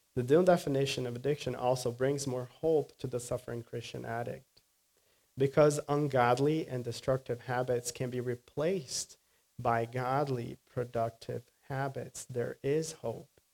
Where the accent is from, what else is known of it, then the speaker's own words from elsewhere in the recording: Brazil; moved away; afternoons in Brazil are hot. My hometown is very hot